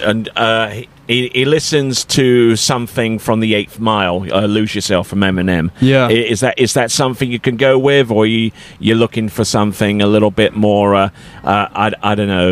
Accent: Colchester, East of England, United Kingdom; my hometown in England called Colchester

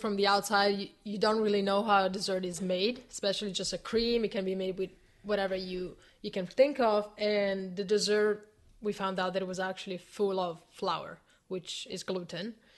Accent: Italy; moved away; it's my hometown

